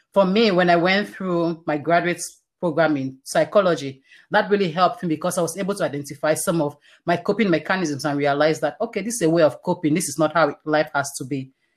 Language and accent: English; Cameroon; now in Canada; I was born in Cameroon, like I mentioned, all this happened in Cameroon. It's a very Christian community, and I, I went to a Christian school my entire life.